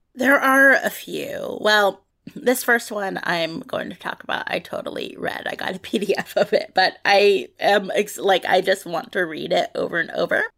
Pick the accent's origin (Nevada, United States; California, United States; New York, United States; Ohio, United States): California, United States; San Francisco Bay Area; I grew up here in the San Francisco Bay Area